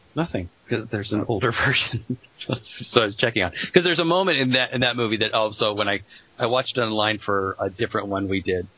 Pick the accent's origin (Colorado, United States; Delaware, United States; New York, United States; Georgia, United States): Colorado, United States; when I was growing up in Colorado